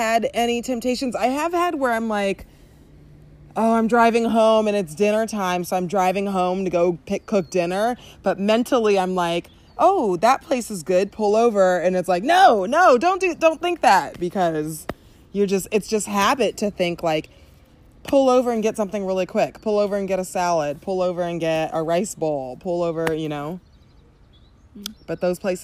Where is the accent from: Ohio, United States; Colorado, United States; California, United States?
California, United States; Southern; we talk like this because we're from Southern California.